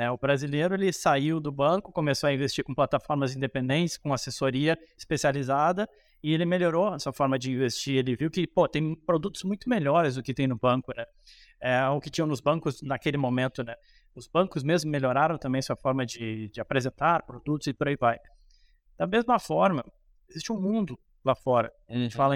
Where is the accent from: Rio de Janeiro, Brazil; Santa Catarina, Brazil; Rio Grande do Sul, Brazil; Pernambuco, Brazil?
Rio Grande do Sul, Brazil; Pô, eu sou gaúcho, me criei lá, a família toda é gaúcha